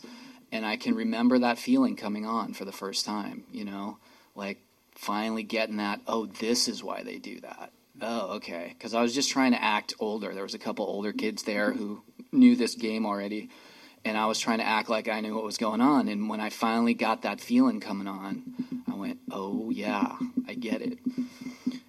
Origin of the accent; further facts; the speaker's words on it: Santa Cruz, California, United States; moved away as an adult; also born or lived in San Francisco; now in Seattle, United States; I got sober in Santa Cruz, California in 1989 when I was 22